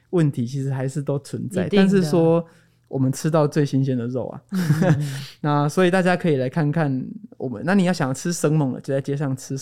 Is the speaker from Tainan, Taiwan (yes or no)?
yes; Tainan, Taiwan; also born or lived in Taipei / Yunlin; 我不如回台南，因为我的老家在台南。哦，嗯，然后就回到台南